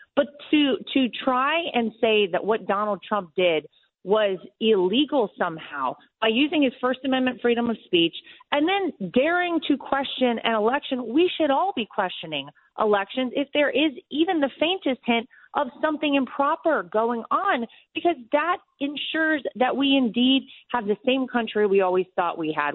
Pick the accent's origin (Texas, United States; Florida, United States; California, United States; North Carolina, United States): North Carolina, United States; Wilmington; moved away as an adult; now in New York, United States; my hometown, born and raised